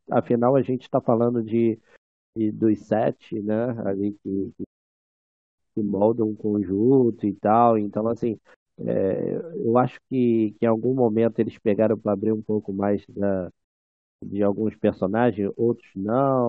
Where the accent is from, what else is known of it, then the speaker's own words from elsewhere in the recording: São Gonçalo, Rio de Janeiro, Brazil; eu sou de São Gonçalo.